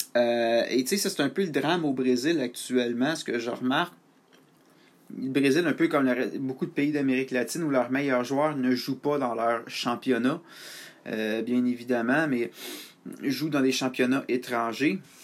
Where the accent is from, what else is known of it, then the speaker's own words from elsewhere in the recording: Canada; je suis un Canadien